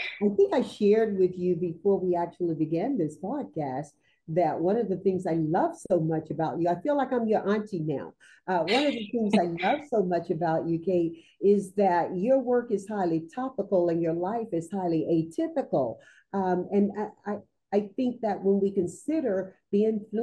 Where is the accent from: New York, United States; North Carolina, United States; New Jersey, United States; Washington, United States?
North Carolina, United States; moved away; also born or lived in Southern California / Las Vegas, Nevada; growing up in North Carolina, the deep South